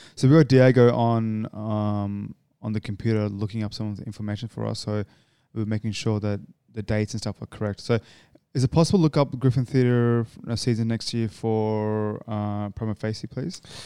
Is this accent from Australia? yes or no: yes; Australia; I'm an Australian